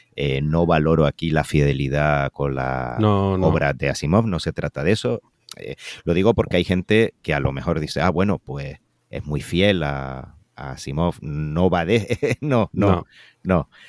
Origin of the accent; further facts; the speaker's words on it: Canary Islands, Spain; como canario